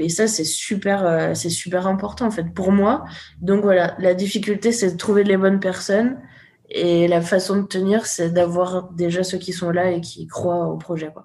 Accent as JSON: {"language": "French", "area": "Haute-Savoie", "region": "Auvergne-Rhône-Alpes", "country": "France", "tie": "born or raised there", "moved": "yes", "said": "je suis retournée dans mon village natal en Haute-Savoie"}